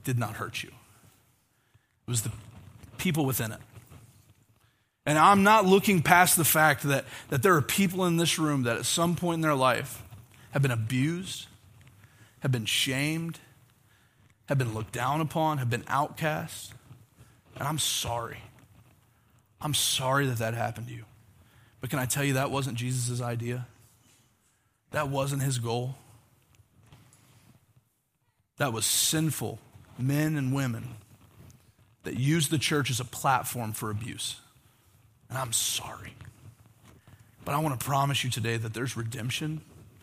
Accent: Oklahoma, United States; moved away; growing up in Oklahoma

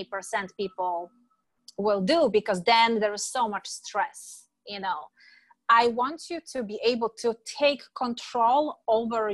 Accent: Poland; moved away as an adult; now in San Diego, United States; Originally, I am born and raised in Europe, in Poland, beautiful country with four seasons.

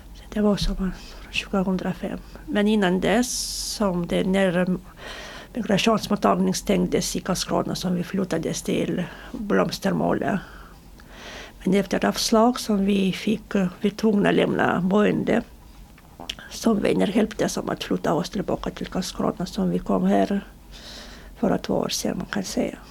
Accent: Belarus; Swedish is a second language; now in Sweden; få tillbaka våra pass som beslagtogs innan vi, innan vi flydde från Belarus

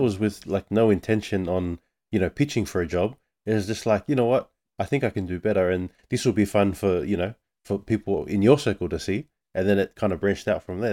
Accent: Australia; I'm born and raised in Australia

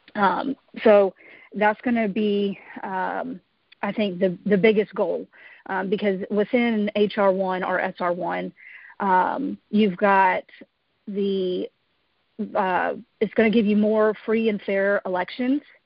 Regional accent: Georgia, United States; I was born and raised here in Georgia

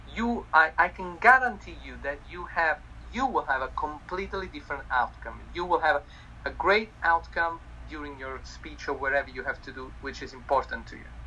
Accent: Italy; accent: Italian; English is a second language; moved away; I'm Italian

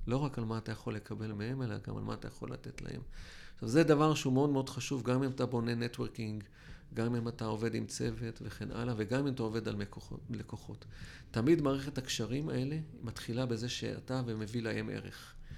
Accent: Israel

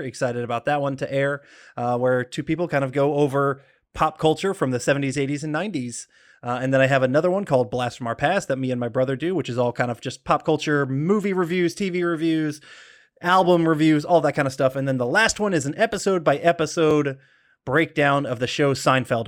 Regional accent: Des Moines, Iowa, United States; also born or lived in Georgia, United States; now in LaGrange, United States; I was born in Des Moines, and so the Iowa Cubs, which was, uh, a, an offshoot of the Chicago Cubs, I, I grew up, uh, watching some of their games live

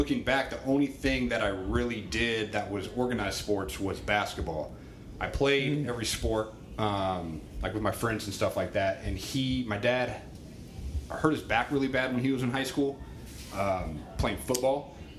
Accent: Albany, Oregon, United States; also born or lived in Southern California / Boston; I grew up in Albany.

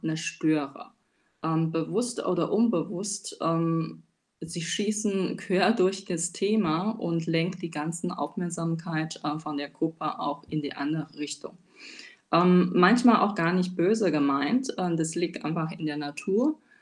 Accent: China; German is a second language; moved away as an adult; now in Germany; Ich bin gebürtige Chinesin, lebe seit acht Jahren in Deutschland

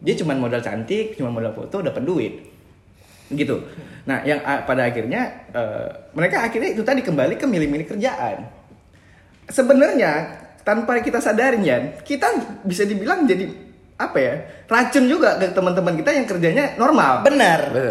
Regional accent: Medan, North Sumatra, Indonesia; kita yang lahir dan besar di Di Medan, Medan

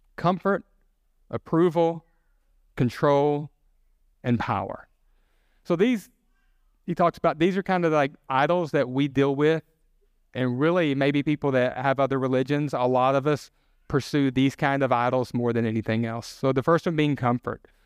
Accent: the South, United States; I'm from the South. We have a lot of comfort food

